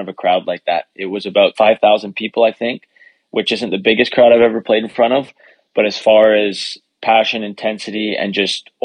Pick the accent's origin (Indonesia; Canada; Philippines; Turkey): Canada; my home country